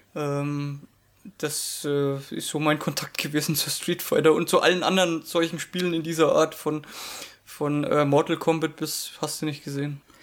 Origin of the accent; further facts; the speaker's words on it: Franconia, Bavaria, Germany; accent: Franconian; als Franke dürfte ich ja das R nicht unterschlagen